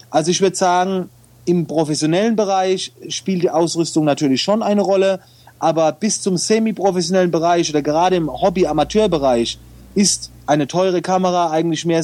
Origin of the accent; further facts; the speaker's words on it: Oftersheim, Baden-Württemberg, Germany; aber ich komme aus der Nähe von Mannheim